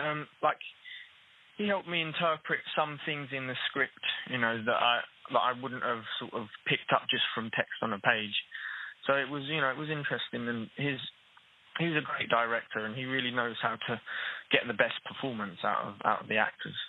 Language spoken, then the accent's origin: English; Newham, London, United Kingdom; whereas I grew up in Newham in East London and lost my Cockney accent